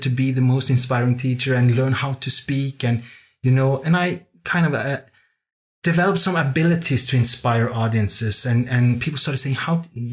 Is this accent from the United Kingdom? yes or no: no; Norway; English is a second language; moved away as an adult; also born or lived in Copenhagen, Denmark; I grew up in Norway